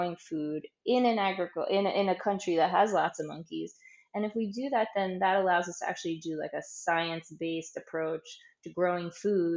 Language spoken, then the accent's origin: English; United States; moved away as an adult; now in Saint Kitts and Nevis; I'm an American working St. Kitts